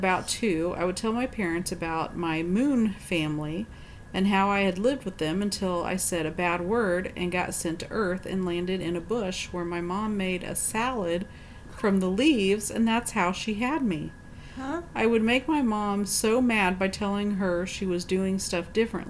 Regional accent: Germany; born or raised there

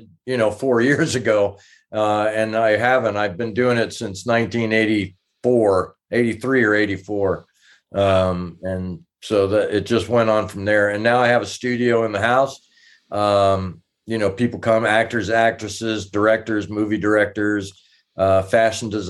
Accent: New York City, New York, United States; moved away; also born or lived in Tempe, Arizona; I was born in Brooklyn, New York.

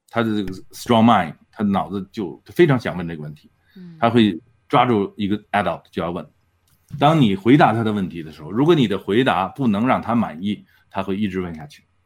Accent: China; now in Edmonton, Canada; 我们中国人

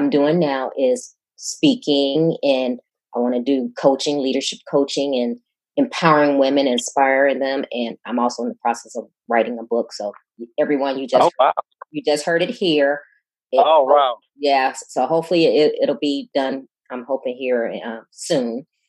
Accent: Chicago, Illinois, United States; moved away as an adult; now in Houston, United States; And I'm originally from Chicago, and I've lived all over. I'm a naval officer and I've lived all over, but 8 years ago, a job brought me to Houston

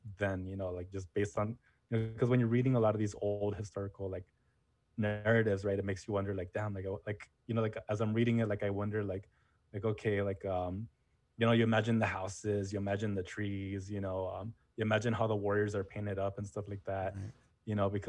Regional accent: Jalisco, Mexico; originally I'm from Jalisco

